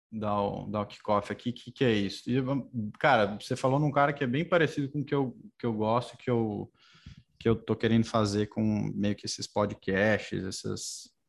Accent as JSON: {"language": "Portuguese", "town": "Botucatu", "region": "São Paulo", "country": "Brazil", "moved": "yes", "said": "Eu sou, sou de Botucatu. Família toda segue em Botucatu. Segue lá."}